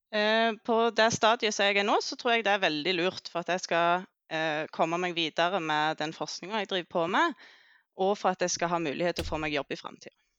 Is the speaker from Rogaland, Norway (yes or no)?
yes; Jæren, Rogaland, Norway; moved away as an adult; also born or lived in Oslo; jeg kommer fra Jæren